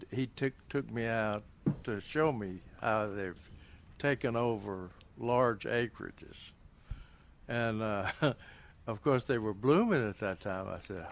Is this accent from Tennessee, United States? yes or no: yes; Tennessee, United States; now in Texas, United States; I'm from Tennessee